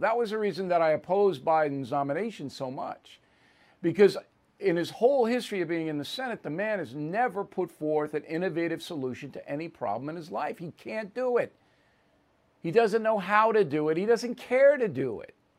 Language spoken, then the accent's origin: English; United States; as an American